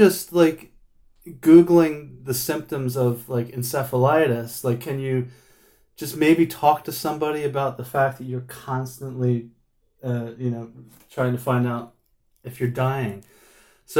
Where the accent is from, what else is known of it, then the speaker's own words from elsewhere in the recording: Philadelphia, Pennsylvania, United States; moved away as an adult; now in Manchester, United Kingdom; I'm from Philadelphia, New Jersey area